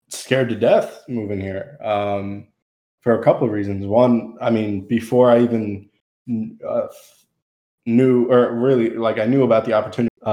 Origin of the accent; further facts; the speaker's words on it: New Jersey, United States; now in Tennessee, United States; Central Jersey.